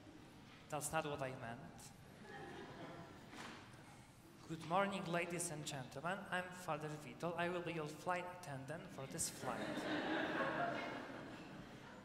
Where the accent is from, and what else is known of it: Poland; now in United States